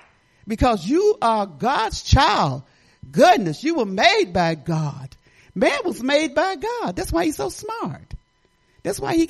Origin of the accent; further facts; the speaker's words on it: Detroit, Michigan, United States; I lived in Detroit. I was brought up in Detroit